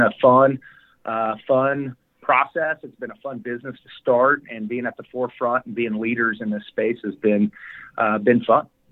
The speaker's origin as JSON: {"language": "English", "town": "Wichita", "region": "Kansas", "country": "United States", "said": "We're both from Wichita"}